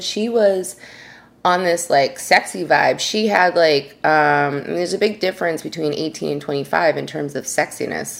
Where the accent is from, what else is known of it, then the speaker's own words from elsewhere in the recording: New York, United States; I'm from New York